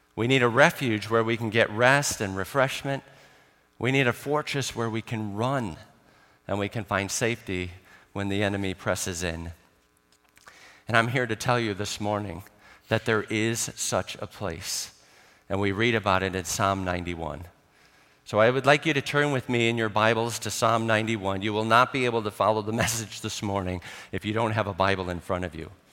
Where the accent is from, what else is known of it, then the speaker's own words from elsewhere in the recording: Chicago, Illinois, United States; now in Ireland; I grew up in Chicago, so we did have snow